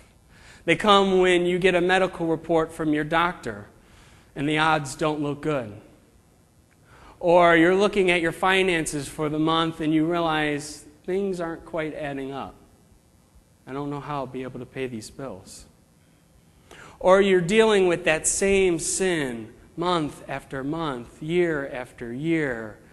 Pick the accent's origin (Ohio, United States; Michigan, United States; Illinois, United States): Illinois, United States; Chicago; moved away; I'm from the Chicago area, and I grew up there